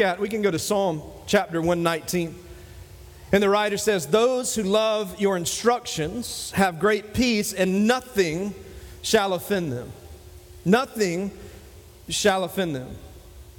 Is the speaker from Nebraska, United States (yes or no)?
no; Dillon, South Carolina, United States; moved away; my hometown of Dillon